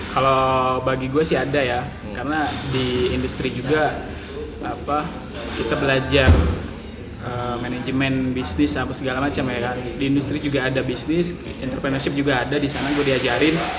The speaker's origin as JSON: {"language": "Indonesian", "region": "Jambi", "country": "Indonesia", "moved": "yes", "said": "asal gue dari Jambi"}